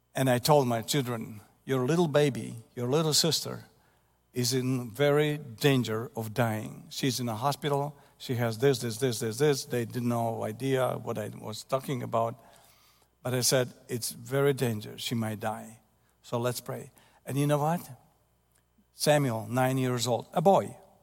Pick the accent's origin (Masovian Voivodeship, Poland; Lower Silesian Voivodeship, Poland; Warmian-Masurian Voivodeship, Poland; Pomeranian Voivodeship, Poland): Warmian-Masurian Voivodeship, Poland; Ostróda; English is a second language; moved away; Ostruda, my hometown, where I was born later in nineteen fifty-eight